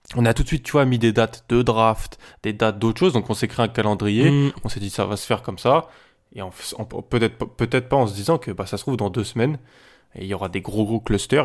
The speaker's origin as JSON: {"language": "French", "country": "France", "said": "chez nous, en France"}